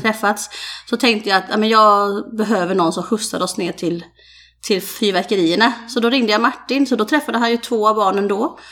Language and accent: Swedish; Falkenberg, Halland County, Sweden; Jag är ju Falkenbergare från början.